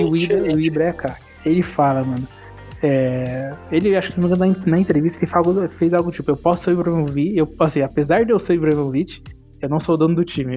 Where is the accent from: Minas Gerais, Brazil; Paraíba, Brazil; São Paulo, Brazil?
São Paulo, Brazil; interior of; somos aqui do interior de São Paulo.